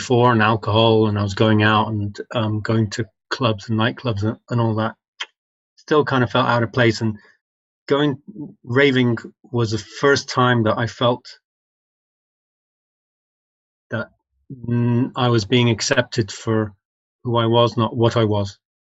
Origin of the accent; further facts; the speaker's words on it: England, United Kingdom; although you can hear my voice, I'm English culturally speaking, and I think of myself as English and all this. When I came back to the country as a 21-year-old